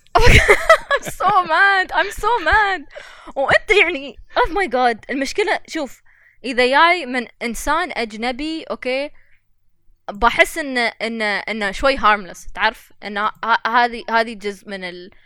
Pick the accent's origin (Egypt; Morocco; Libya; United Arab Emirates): United Arab Emirates; نحن الاماراتيين